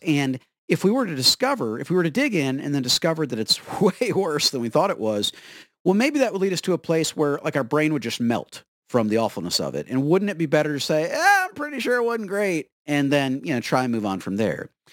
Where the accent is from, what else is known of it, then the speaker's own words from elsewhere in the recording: Florida, United States; I am from Florida